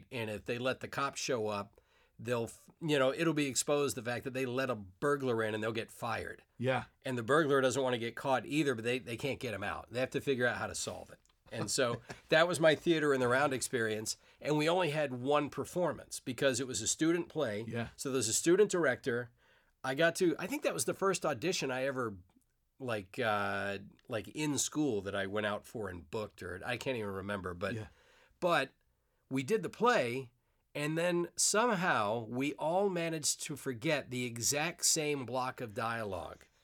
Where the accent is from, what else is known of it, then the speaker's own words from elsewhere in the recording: Savannah, Georgia, United States; I grew up in Savannah, Georgia. In Savannah, Georgia. Deep South. I don't have the accent anymore. Just I gradually lost it. I had it when I was a teenager.